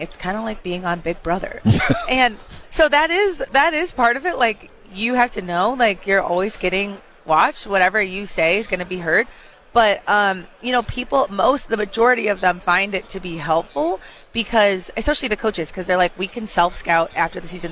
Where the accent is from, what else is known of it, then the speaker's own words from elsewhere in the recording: Chicago, Illinois, United States; I'm from Chicago